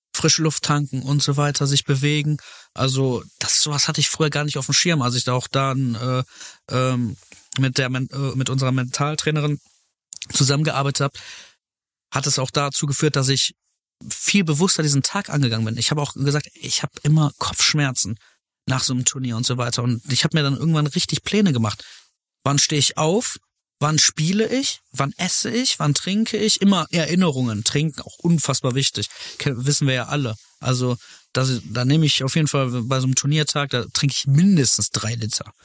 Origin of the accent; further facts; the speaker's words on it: Velbert, North Rhine-Westphalia, Germany; also born or lived in Essen / Heiligenhaus; Ich bin in Fellbad geboren